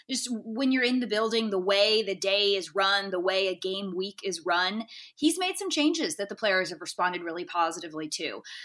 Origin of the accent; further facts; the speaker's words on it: Baton Rouge, Louisiana, United States; growing up in Baton Rouge